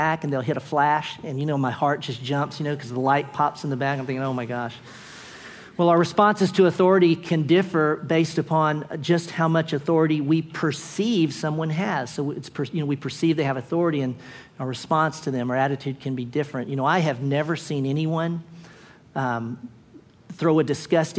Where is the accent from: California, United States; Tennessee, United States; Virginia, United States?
Tennessee, United States; Clarksville; I went to junior high and high school in Clarksville, Tennessee